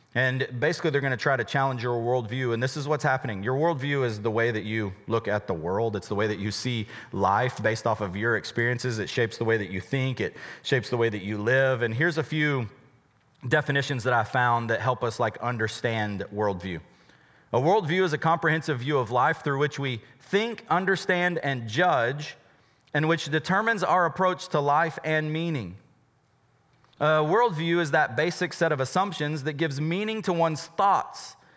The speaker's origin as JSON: {"language": "English", "country": "United States", "said": "we're an American"}